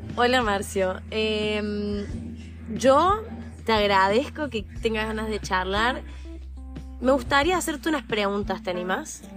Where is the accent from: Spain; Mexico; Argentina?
Argentina